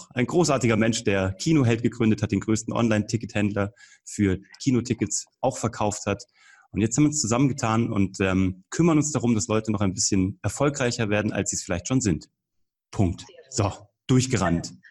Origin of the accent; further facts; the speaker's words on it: Kassel, Hesse, Germany; now in Munich, Germany; ich lebe jetzt in München, ich bin gebürtig aus Kassel eigentlich. Ich bin so ein eingereister Preuße sozusagen hier oder ein Zugroster, wie man sagt, in München.